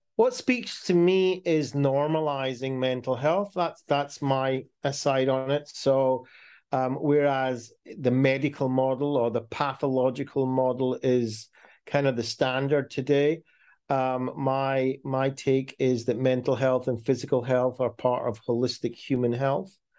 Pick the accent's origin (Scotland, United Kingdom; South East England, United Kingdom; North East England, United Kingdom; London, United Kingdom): Scotland, United Kingdom; Glasgow; I was born in Scotland